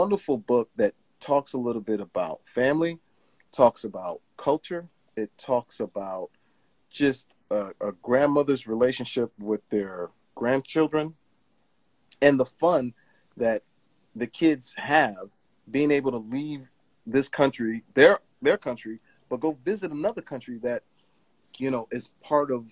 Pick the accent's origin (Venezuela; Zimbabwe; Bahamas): Bahamas; moved away; also born or lived in New York; I was born in New York, but 6 weeks later, I was in the Bahamas.